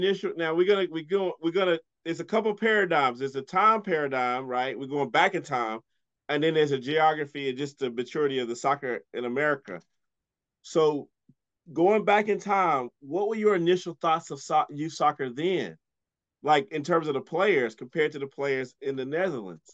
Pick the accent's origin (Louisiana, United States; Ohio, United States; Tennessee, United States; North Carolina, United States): North Carolina, United States; moved away; also born or lived in London, England; I grew up in North Carolina